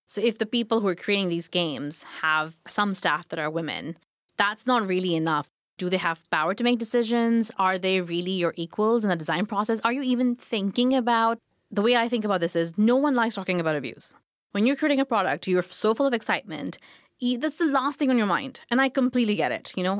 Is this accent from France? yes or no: no; Pakistan; moved away as an adult; also born or lived in Glasgow, United Kingdom / London, United Kingdom; now in United Kingdom; I grew up in Pakistan